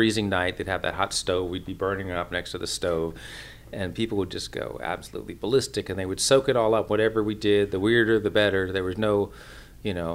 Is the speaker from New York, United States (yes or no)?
yes; New York, United States; now in the South, United States; I'm a New Yorker that moved to the South to play the banjo